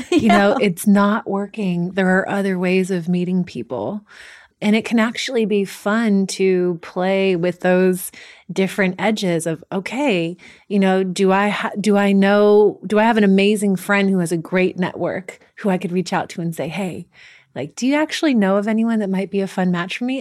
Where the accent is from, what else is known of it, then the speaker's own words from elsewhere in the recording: the Bay Area, California, United States; growing up in the Bay Area